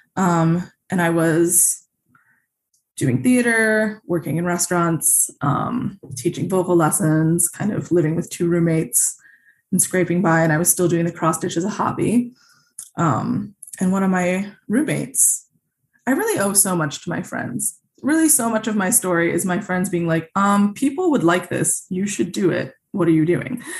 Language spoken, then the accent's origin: English; Naperville, Illinois, United States; also born or lived in Grosse Pointe, Michigan; I really grew up in a suburb of Chicago called Naperville